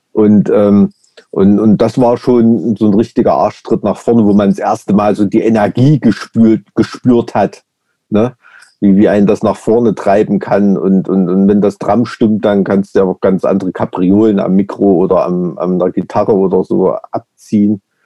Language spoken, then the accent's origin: German; Weimar, Thuringia, Germany; ich bin ja in so einem Plattenbaugebiet aufgewachsen in der DDR